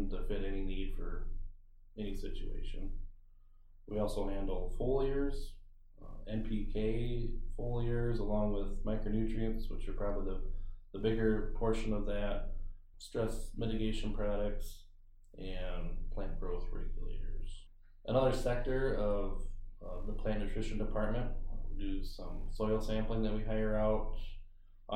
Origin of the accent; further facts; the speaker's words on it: Thompson, Iowa, United States; now in Buffalo Center, United States; I grew up in Thompson, Iowa